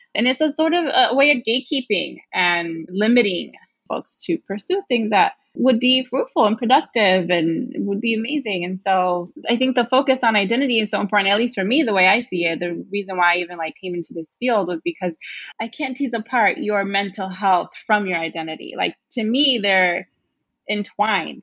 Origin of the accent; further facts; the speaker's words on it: New York City, New York, United States; I grew up in Brooklyn